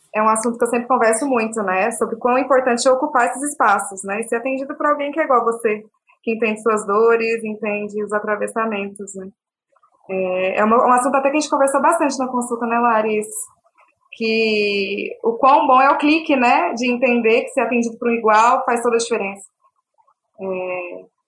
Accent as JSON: {"language": "Portuguese", "town": "Goiânia", "region": "Goiás", "country": "Brazil", "tie": "born or raised there", "also_born_or_lived": "Belo Horizonte, Minas Gerais / Araguari, Minas Gerais", "said": "sou nascida em BH, mineirinha, morei a vida inteira em Goiânia"}